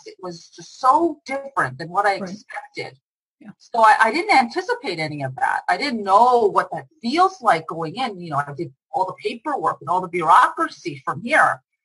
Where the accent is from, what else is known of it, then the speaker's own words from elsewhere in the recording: United States; moved away as an adult; also born or lived in Israel; my home country